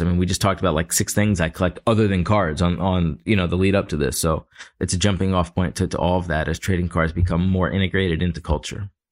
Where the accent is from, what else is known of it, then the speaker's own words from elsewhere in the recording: Philadelphia, Pennsylvania, United States; I grew up in Philly